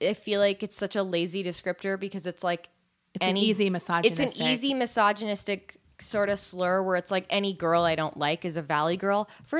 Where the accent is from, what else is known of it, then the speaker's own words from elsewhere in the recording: California, United States; accent: California; I'm okay with my California accent.